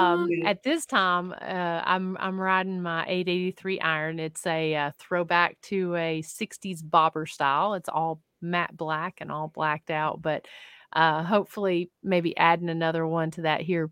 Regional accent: Tennessee, United States; Oh, that is from here in my home state of Tennessee, Adams County, Tennessee.

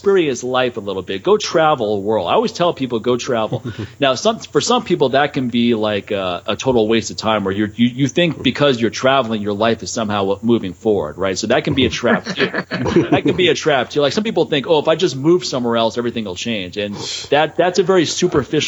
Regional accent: East Coast, United States; moved away; what I grew up with, man. Those winters in the East Coast

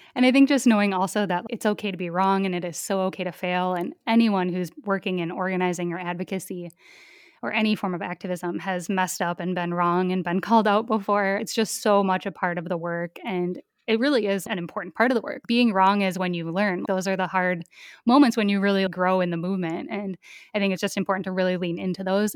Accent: rural Minnesota, United States; I grew up in a really rural part of Minnesota. So my hometown has a population of under a thousand people

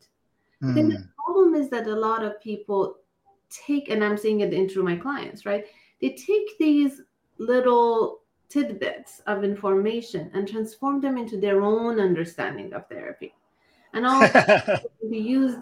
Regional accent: Iran; now in United States; I am from Iran. I migrated here about over 20 years ago

